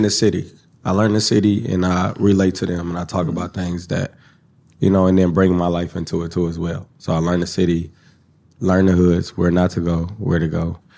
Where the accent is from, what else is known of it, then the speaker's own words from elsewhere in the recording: Kansas City, Missouri, United States; I'm from Kansas City